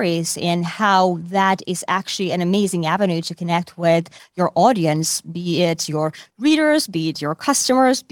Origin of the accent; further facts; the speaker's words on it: Finland; moved away as an adult; also born or lived in Asia; now in New York, United States; I'm originally from Finland